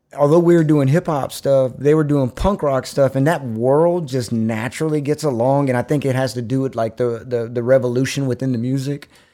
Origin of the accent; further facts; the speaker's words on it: Austin, Texas, United States; also born or lived in Bastrop; I'm born and raised in Austin from Brackenridge Hospital